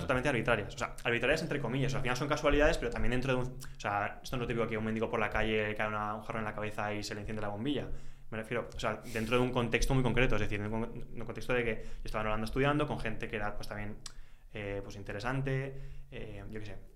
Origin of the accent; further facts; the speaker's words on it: Valencia, Valencian Community, Spain; also born or lived in England / Netherlands; me volví a Valencia, que es de donde yo soy